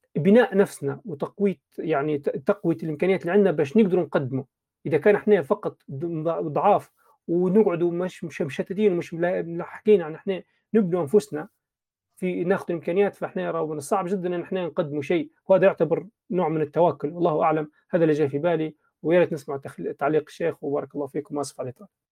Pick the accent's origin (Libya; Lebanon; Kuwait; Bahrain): Libya; كليبيين في بلادنا